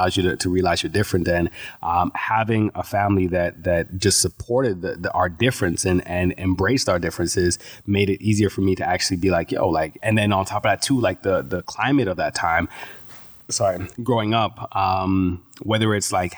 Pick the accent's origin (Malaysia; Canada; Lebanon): Canada; Edmonton, Alberta; also born or lived in Toronto, Ontario / Jamaica; The first couple of years of my life, I was a child, just a baby in Jamaica, and then came back here to Edmonton. And that's where I've spent most of my life